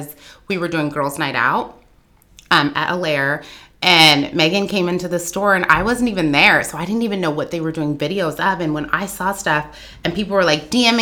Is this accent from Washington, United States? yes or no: yes; Everett, Washington, United States; now in West Seattle, United States; I grew up in Everett